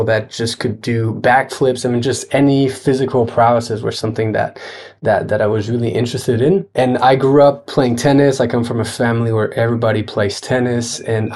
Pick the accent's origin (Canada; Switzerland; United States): Switzerland; Geneva; now in Paris, France; I grew up in Geneva